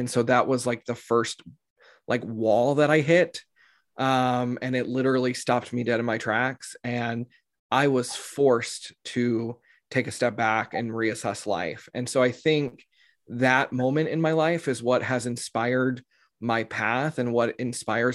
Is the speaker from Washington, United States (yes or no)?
no; Texas, United States; I grew up in Texas in the United States. We're in the South